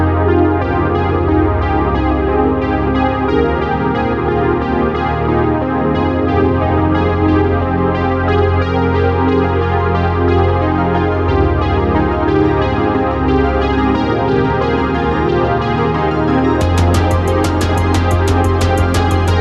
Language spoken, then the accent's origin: English; Boston, Massachusetts, United States; now in Los Angeles, United States; I grew up on the East Coast, so I grew up in Boston, which was a whole different vibe.